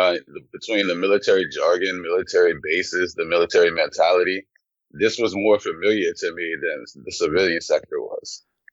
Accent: Louisiana, United States; also born or lived in Germany; I grew up in Louisiana, but I was a military brat. I was actually born in Germany, so moved around a lot in my early years, but Louisiana is home for me.

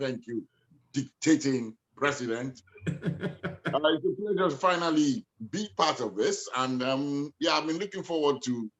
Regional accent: Hackney, London, United Kingdom; born there; My parents made love in Nigeria. And then I was born in Hackney. My mom just arrived on the 10th of February.

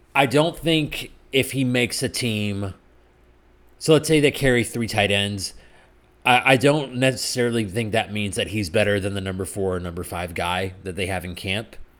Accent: New Jersey, United States; my home state of New Jersey

